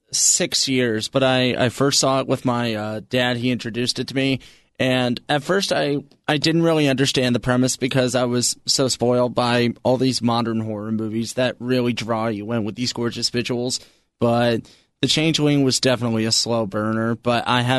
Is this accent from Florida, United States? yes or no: yes; Florida, United States; I grew up in Florida